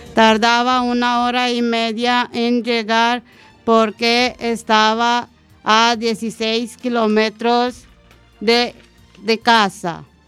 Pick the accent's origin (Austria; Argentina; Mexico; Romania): Romania; Spanish is a second language; now in Spain; mi infancia en Rumanía